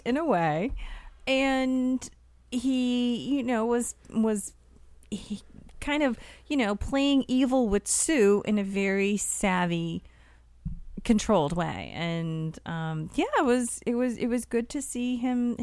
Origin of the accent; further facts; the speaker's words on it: near Revere, Massachusetts, United States; I'm not from Revere. Three towns away.